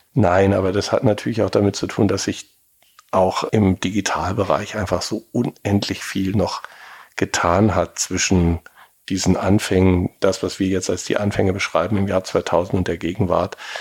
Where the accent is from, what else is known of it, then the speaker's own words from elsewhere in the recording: Berlin, Germany; gebürtiger Berliner